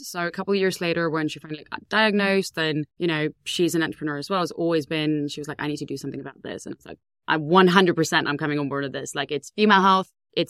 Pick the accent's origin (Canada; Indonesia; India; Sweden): Sweden; Ängelholm, Skåne; moved away; I grew up in a small town called Ängelholm in Sweden.